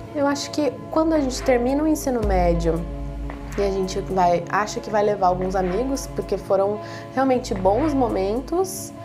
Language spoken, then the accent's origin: Portuguese; Caçapava, São Paulo, Brazil; sou de Caçapava